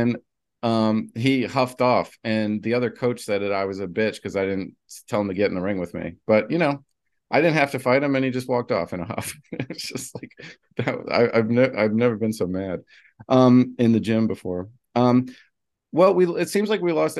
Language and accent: English; New Jersey, United States; I'm from Jersey